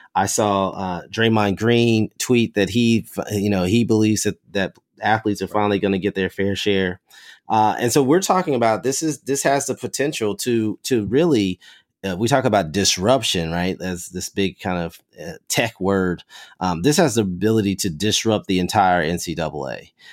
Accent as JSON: {"language": "English", "region": "Kentucky", "country": "United States", "said": "I'm from Kentucky, uh, as a pla-, a person from one of these, uh, um, college sports cr, crazed, uh, states"}